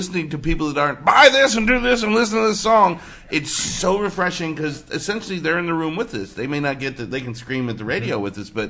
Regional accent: Hawaii, United States; also born or lived in Nashville, Tennessee; now in Los Angeles, United States; I was born in Hawaii

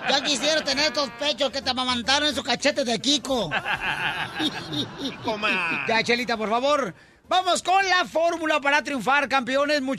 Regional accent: Honduras; moved away; De Honduras.

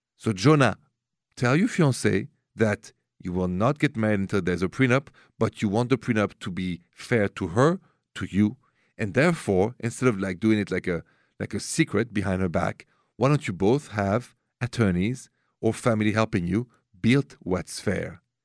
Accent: Paris, Île-de-France, France; accent: French; English is a second language; moved away; my accent is French, straight from Paris.

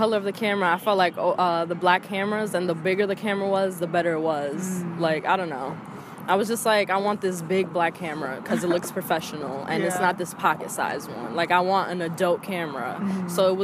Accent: New York City, New York, United States; I'm from the Bronx, born and raised in the same apartment

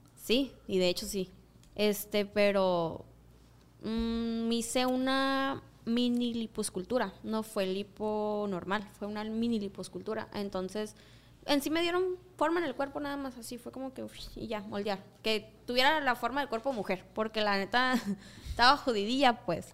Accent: Mexico; mis tierras natales.

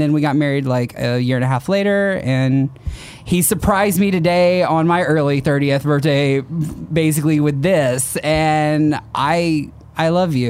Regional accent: Dallas, Texas, United States; We're from Dallas, Texas.

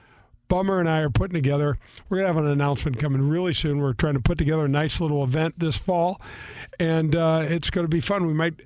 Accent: North County, Missouri, United States; I grew up in North County. I have three older sisters

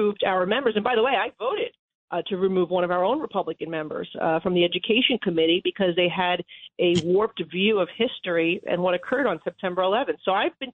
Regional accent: New York, United States; as a New Yorker

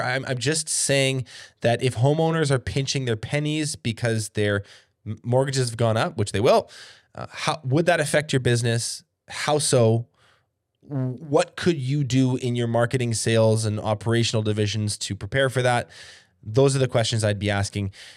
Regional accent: Canada; here north of the border

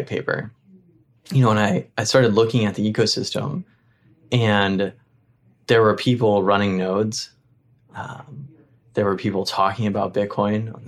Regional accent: Appalachia, United States; moved away; also born or lived in Middle East / East Africa; I grew up in Appalachia, spent a lot of time in Middle East and East Africa when I was younger.

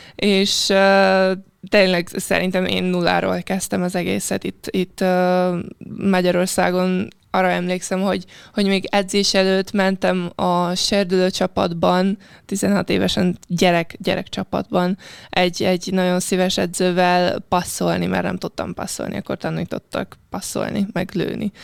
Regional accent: Piešťany, Trnava Region, Slovakia; Hungarian is a second language; moved away as an adult; also born or lived in Szentes, Hungary; now in Hungary; a Pöstjén, ahol születtem

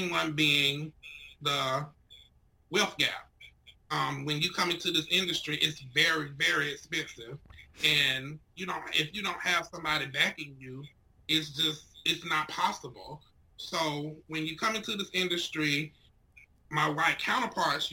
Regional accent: Ridgeway, South Carolina, United States; moved away; In Ridgeway, South Carolina.

